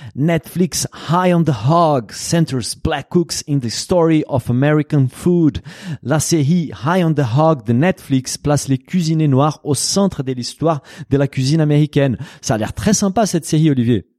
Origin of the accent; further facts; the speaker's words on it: Brazil; moved away; Au Brésil, mon pays d'origine